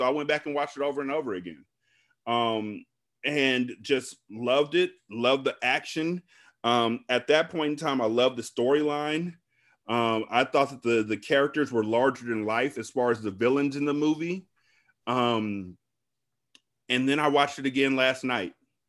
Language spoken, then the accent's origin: English; Sacramento, California, United States; I'm from South Sacramento. I live with Bloods and there's Crips up the block and the cops is out there and spray paint and all this kind of shit.